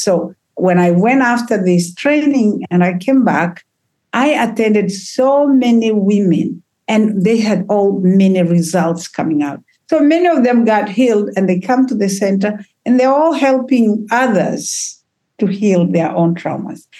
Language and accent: English; Tanzania; moved away; I come from Africa